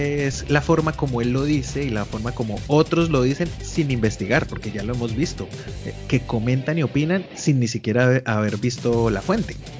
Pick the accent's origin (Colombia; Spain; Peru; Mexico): Colombia